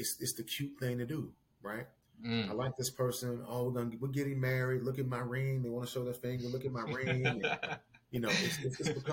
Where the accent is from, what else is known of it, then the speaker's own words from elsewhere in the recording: Tennessee, United States; moved away as an adult; now in Missouri, United States; I'm from Tennessee